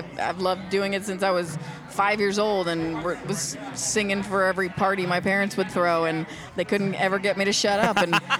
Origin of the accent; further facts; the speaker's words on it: California, United States; I'm from California.